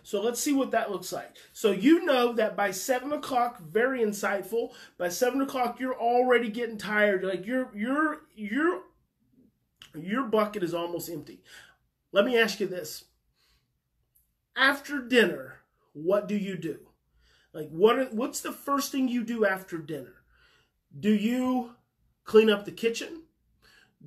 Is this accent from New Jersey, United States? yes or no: no; Muskogee, Oklahoma, United States; I was born in Muskogee, Oklahoma